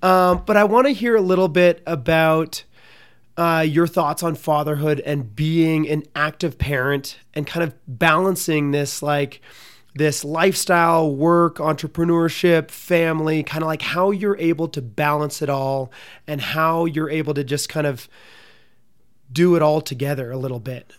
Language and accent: English; Canada; I'm from Canada